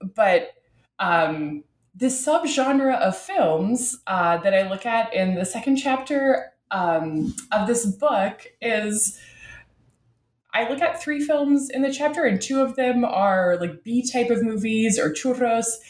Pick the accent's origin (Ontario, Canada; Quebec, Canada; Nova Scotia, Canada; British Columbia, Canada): Ontario, Canada; Ottawa; I'm from Ottawa, uh, Canada's capital